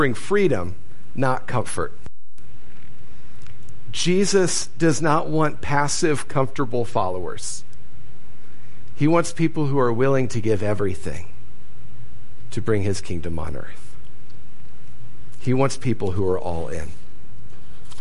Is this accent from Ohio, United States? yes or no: yes; Ohio, United States; moved away; I grew up in Ohio